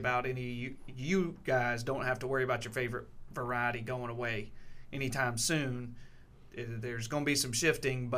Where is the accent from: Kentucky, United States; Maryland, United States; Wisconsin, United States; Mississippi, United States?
Mississippi, United States; Scott; I was raised right outside of Scott, Mississippi, where Delta Pine's was located at the time